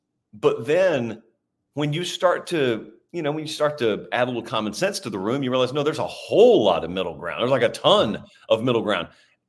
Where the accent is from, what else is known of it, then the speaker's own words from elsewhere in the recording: Deep South, United States; I'm from the Deep South. So I grew up being taught to despise Notre Dame.